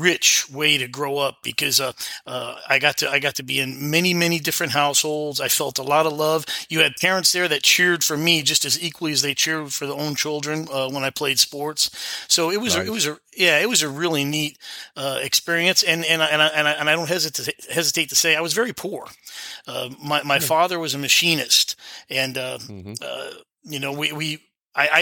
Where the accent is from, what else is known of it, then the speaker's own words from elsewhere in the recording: West Babylon, New York, United States; moved away; also born or lived in Fort Worth, Texas; I'm originally from New York. I was equally raised in New York and Texas, Fort Worth, Texas, to be exact